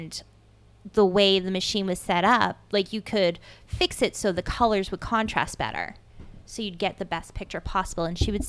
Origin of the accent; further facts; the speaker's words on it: Dracut, Massachusetts, United States; also born or lived in Lowell, Massachusetts; We grew up in Lowell in Dracut, Massachusetts.